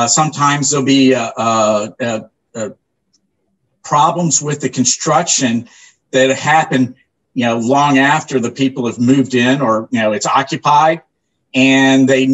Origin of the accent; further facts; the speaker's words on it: Orlando, Florida, United States; also born or lived in New Smyrna Beach, Florida; I grew up here in Central Florida, Orlando, and New Smyrna Beach, since the early 70s